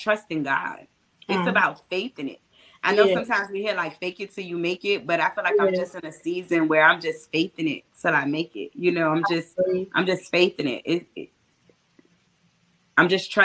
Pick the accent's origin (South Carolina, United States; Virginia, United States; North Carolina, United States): Virginia, United States; Petersburg; I'm from Petersburg.